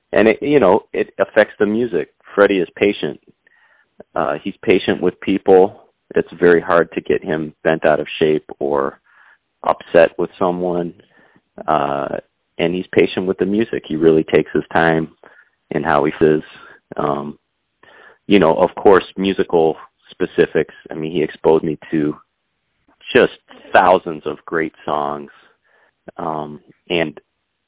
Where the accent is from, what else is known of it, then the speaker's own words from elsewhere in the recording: Ann Arbor, Michigan, United States; I grew up in Ann Arbor, Michigan, which was a great place to grow up